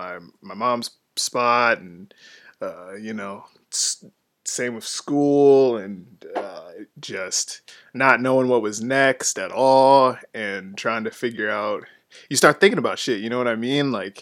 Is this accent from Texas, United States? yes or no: no; Twinsburg, Ohio, United States; also born or lived in Cleveland / Bedford / Solon; I was born in Cleveland, stayed in Bedford till I was 5, then moved to Solon, Ohio, and then Twinsburg right after that.